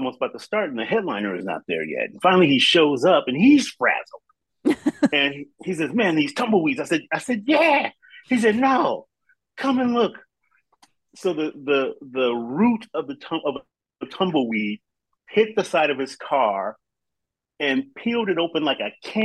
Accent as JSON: {"language": "English", "town": "Compton", "region": "California", "country": "United States", "tie": "born or raised there", "said": "I grew up in like urban LA, and I grew up in Compton"}